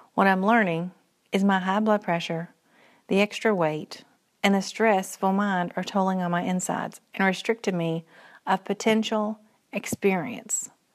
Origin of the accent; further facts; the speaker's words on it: Henderson, Kentucky, United States; moved away as an adult; also born or lived in Morehead, Kentucky; now in Central Kentucky, United States; I was born in Purcell's, Central Kentucky, moving in third grade to Henderson, Western Kentucky, where I'd graduate from high school